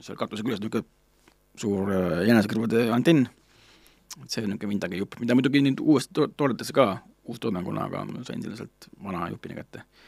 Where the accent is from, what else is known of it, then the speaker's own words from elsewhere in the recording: Estonia; ma ütlesin, noh, et from Estonia